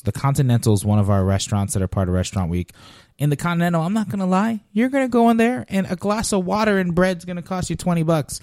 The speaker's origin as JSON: {"language": "English", "town": "Paterson", "region": "New Jersey", "country": "United States", "tie": "born or raised there", "also_born_or_lived": "Queens, New York / Harrison, New Jersey / Bloomfield, New Jersey", "moved": "yes", "lives_now": "Southwest Florida, United States", "said": "I grew up in, you know, New Jersey, yeah, Patterson, Harrison, Bloomfield"}